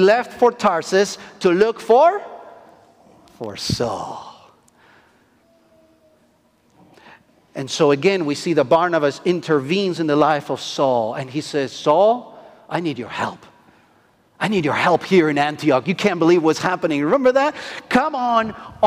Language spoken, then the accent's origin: English; Argentina; English is a second language; moved away; I am from Argentina